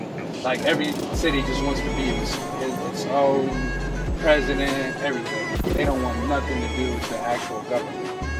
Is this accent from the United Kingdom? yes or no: no; Beledweyne, Hiran, Somalia; born or raised there; now in United States